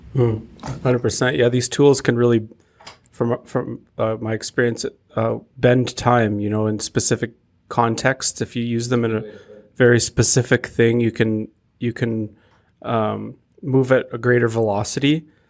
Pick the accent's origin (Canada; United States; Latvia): Canada; as Canadians because like when we say we're from Canada or I am Canadian